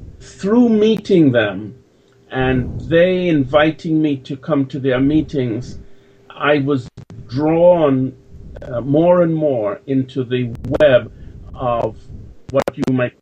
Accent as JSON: {"language": "English", "country": "Jamaica", "moved": "yes", "said": "I'm a Jamaican"}